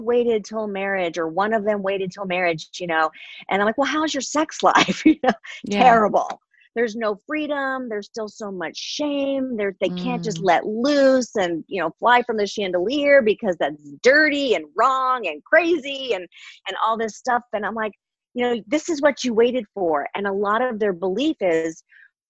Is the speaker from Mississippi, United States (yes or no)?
no; Connecticut, United States; I grew up in Connecticut